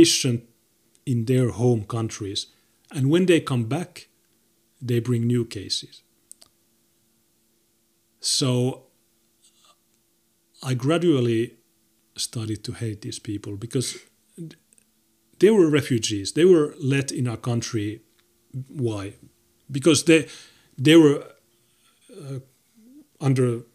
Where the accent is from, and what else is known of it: Finland